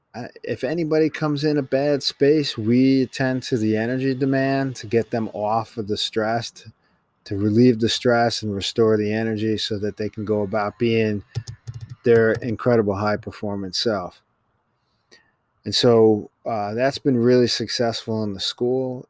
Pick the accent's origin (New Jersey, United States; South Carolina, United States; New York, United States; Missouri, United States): New York, United States; New York City; I was born in Manhattan and, and have lived in New York my entire life